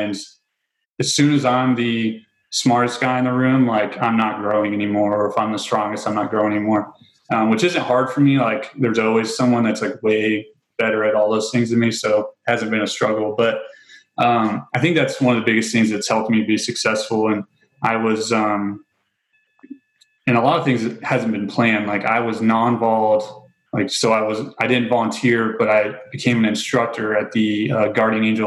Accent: near Grissom Air Force Base, Indiana, United States; moved away; I grew up surrounded by cornfields in Indiana.

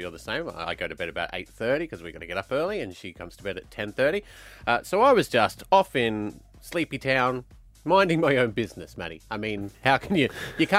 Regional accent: Glasgow, Scotland, United Kingdom; I'm from Glasgow

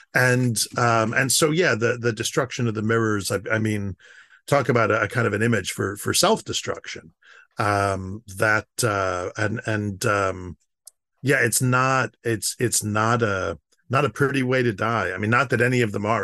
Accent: United States; I'm an American.

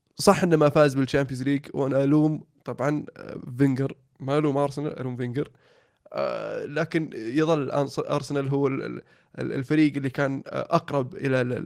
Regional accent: Saudi Arabia; عندنا في السعوديه

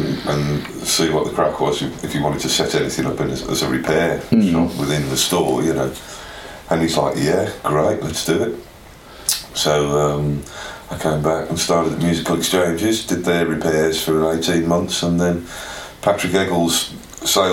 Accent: United Kingdom; also born or lived in United States; I'm British

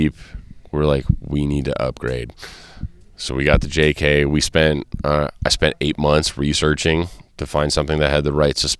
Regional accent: Southern California, United States; Growing up in Southern California

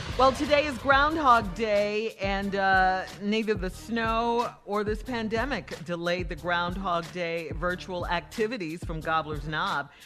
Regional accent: Chicago, Illinois, United States; Growing up in Chicago

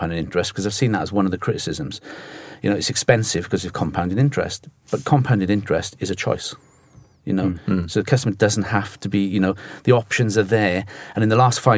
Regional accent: Cardiff, Wales, United Kingdom; now in London, United Kingdom; I'm sure they can pick the accent up. I'm from Cardiff. Even though I'm based in London

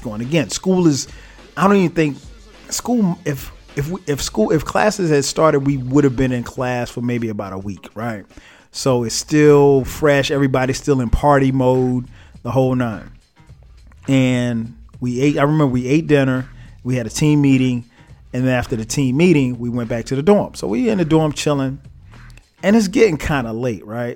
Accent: Florence, South Carolina, United States; now in Atlanta, United States; I grew up in Florence, South Carolina

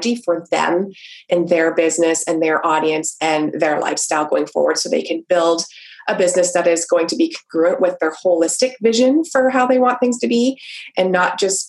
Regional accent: Canada; I am Canadian. So hi from your neighbors in the north.

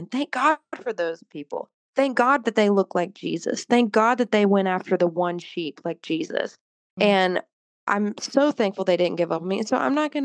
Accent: the Bible Belt, United States; growing up in the Bible Belt

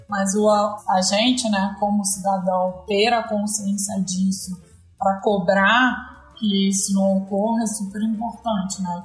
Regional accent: Rio de Janeiro, Brazil; moved away; sou carioca

